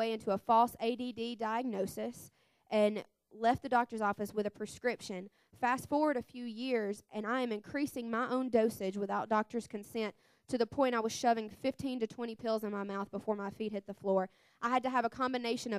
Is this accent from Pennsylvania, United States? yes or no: no; Mississippi, United States; I'm 23, and I'm from Mississippi. I was born and raised in a Christian family.